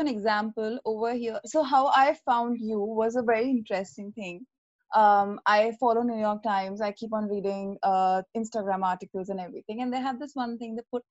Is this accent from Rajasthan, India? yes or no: yes; Jaipur, Rajasthan, India; I am from Jaipur